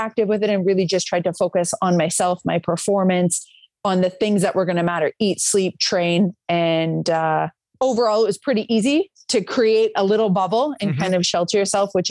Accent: Calgary, Alberta, Canada; moved away as an adult; now in United States; Where I grew up in Calgary, we had the Cool Runnings track from the 88 Olympics

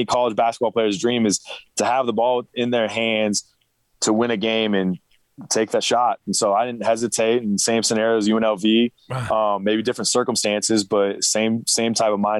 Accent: Pullman, Washington, United States; Yep, back in the Palouse, and I actually grew up being a Coug for probably my 15 years of my life.

